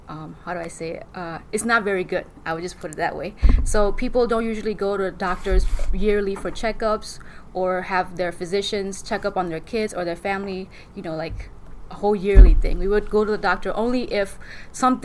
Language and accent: English; Shan State, Myanmar; moved away; I'm from Burma in region of Dongji, which is a Shan state of Burma